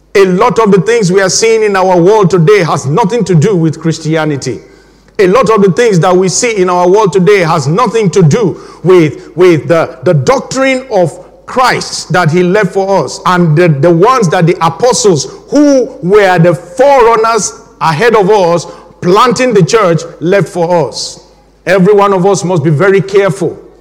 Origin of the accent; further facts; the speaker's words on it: Nigeria; now in England, United Kingdom; my home country, Nigeria